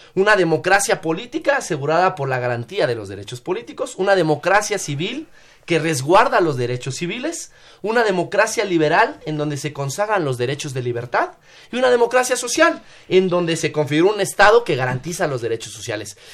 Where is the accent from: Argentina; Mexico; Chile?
Mexico